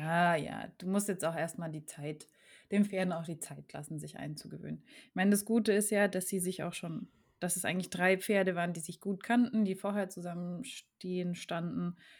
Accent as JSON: {"language": "German", "country": "Germany", "tie": "born or raised there", "said": "ich bin aufgewachsen im Grenzgebiet zu Frankreich"}